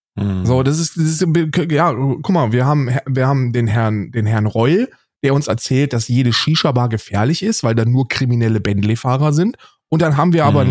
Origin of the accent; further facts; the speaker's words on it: West Germany, Germany; bei uns im Westen